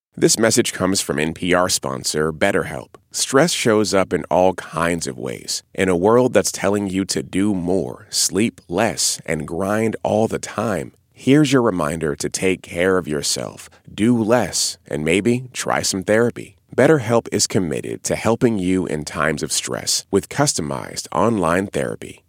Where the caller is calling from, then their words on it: Asheville, North Carolina, United States; I'm calling from Asheville, North Carolina.